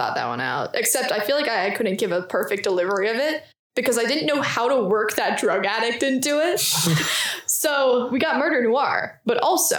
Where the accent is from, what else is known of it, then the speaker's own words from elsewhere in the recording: Canada; my fun fact is that I am Canadian.